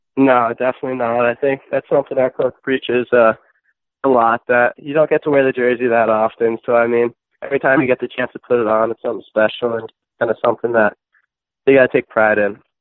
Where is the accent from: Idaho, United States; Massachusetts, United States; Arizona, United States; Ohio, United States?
Massachusetts, United States; Millis; I grew up in a small town in Massachusetts, uh, Millis